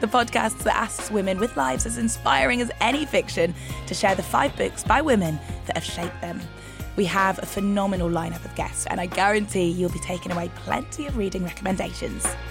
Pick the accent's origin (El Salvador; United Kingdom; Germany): United Kingdom; Newcastle upon Tyne, North East England; I grew up in Newcastle